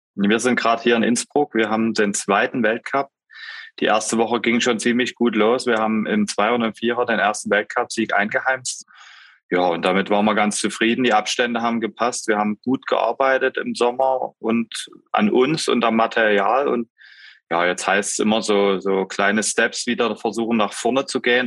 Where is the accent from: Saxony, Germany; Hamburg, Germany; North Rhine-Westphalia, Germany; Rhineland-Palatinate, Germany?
Saxony, Germany; Pirna; bei uns zu Hause in Pirna